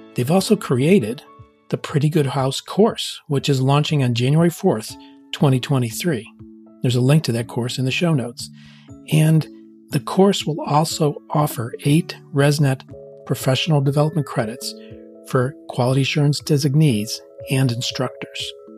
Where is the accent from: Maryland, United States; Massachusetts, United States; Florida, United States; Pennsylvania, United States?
Pennsylvania, United States; Pittsburgh; my hometown, Pittsburgh